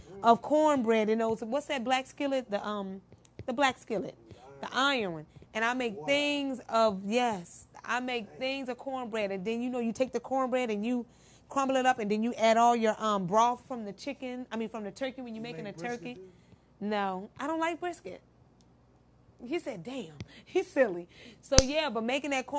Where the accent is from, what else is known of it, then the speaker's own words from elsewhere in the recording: Midwest, United States; I'm from the Midwest, so we cook it a little different.